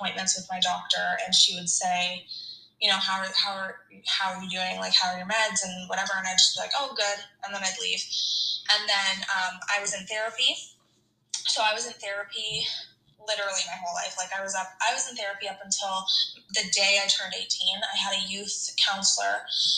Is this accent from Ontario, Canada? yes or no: yes; Hamilton, Ontario, Canada; I'm from Hamilton, Ontario, and I am married to my high school sweetheart.